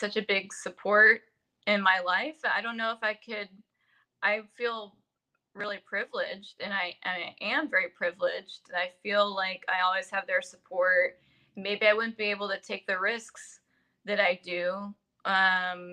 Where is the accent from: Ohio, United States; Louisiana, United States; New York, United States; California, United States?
California, United States; San Jose; I was born in San Jose, California